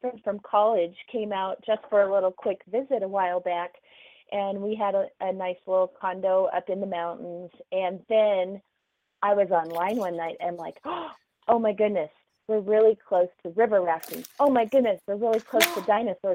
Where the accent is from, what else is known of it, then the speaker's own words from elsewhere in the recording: Oklahoma, United States; moved away; I grew up in Oklahoma.